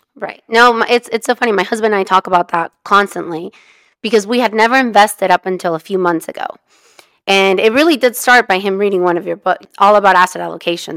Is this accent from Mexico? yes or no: yes; Mexico; also born or lived in California; now in United States; we're immigrants, I'm from Mexico